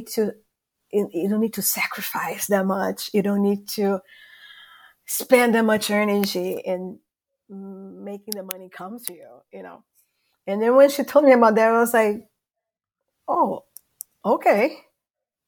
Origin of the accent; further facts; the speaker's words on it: Brazil; English is a second language; moved away; I'm from Brazil, as you guys would have probably noticed my accent.